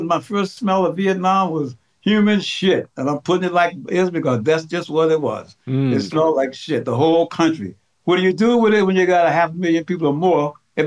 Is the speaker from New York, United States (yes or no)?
no; Boston, Massachusetts, United States; also born or lived in the Southern United States; We grew up in Roxbury, Dorchester, part of Boston